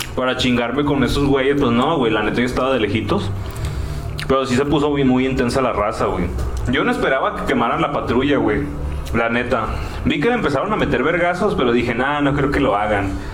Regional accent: Mexico; nosotros que somos de México, aquí en México

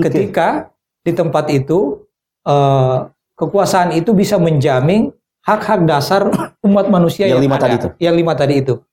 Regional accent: South Sulawesi, Indonesia; Eh, biasanya kalau kita lihat di rumah-rumah Bugis dan juga termasuk di kampung saya. Iya. Ya ini Bugis Makassar kan di kampung hmm. saya.

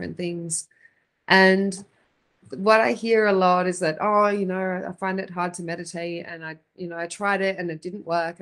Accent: Australia; now in Phoenix, United States; I'm from Australia originally

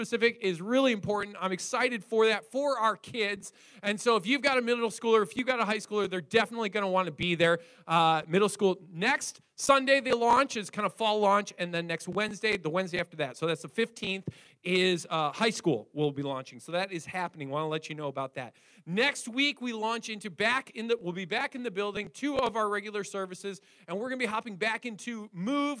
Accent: Wisconsin, United States; we're definitely from Wisconsin

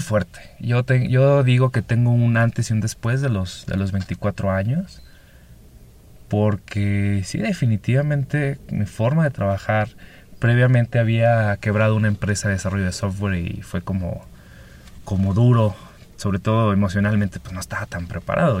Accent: Chihuahua, Mexico; moved away as an adult; also born or lived in Mexico City / Pacific coast of Mexico; de mi ciudad natal, Chihuahua, me voy a Ciudad de México a vivir

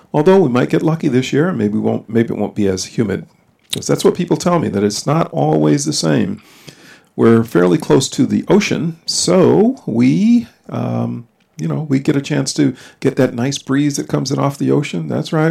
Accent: Connecticut, United States; now in North Carolina, United States; I'm from Connecticut

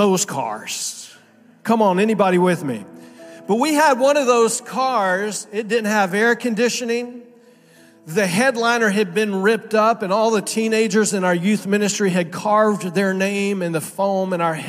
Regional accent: Miami, Florida, United States; moved away as an adult; also born or lived in Naples, Florida; I was pastoring in Naples for 14 years, but I grew up in Miami. And so Miami in South Florida is home for me

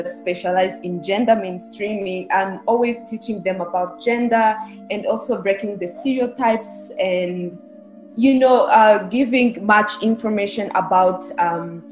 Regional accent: Rwanda; I was born and raised in Rwanda

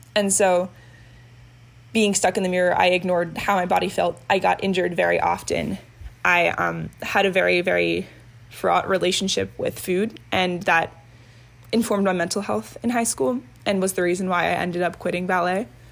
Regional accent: Reston, Virginia, United States; I am from Reston, Virginia, and I'm 20 years old

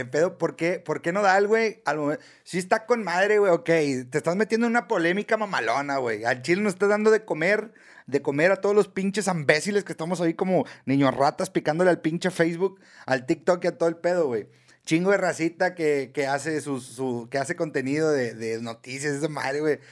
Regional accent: Mexico; así somos los mexicanos

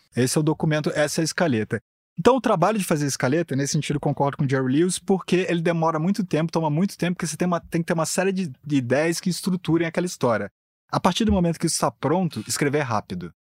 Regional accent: Rio de Janeiro, Brazil; sou carioca

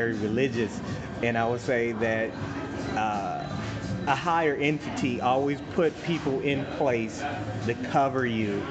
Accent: Detroit, Michigan, United States; I'm from the D.

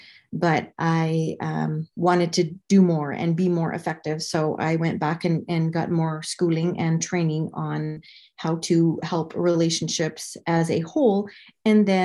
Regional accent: Canada; moved away as an adult; now in Arizona, United States; I'm originally from Canada.

